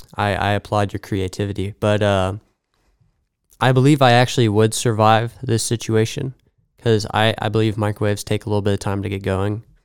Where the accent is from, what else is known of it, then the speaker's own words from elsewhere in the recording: Mahomet, Illinois, United States; moved away; I'm actually from Bahama, Illinois